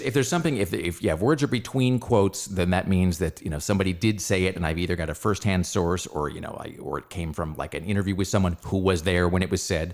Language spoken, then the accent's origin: English; Los Angeles, California, United States; my hometown, into into Los Angeles